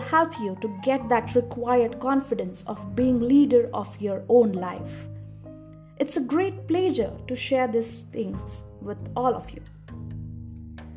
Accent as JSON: {"language": "English", "country": "India", "said": "Being Indian, I have been taught to worship from my childhood."}